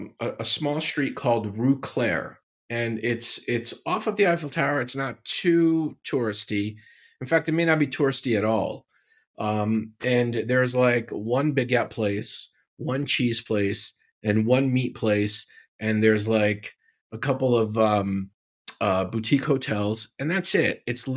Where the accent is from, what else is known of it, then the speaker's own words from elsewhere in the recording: Syria; You guys know I grew up in Syria, right?